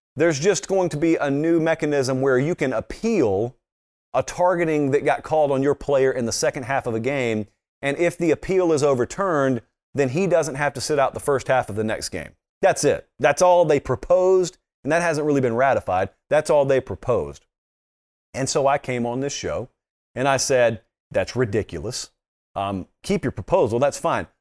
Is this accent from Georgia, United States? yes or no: yes; Fortson, Georgia, United States; I'm from Fortson, Georgia, and we are Fortsonians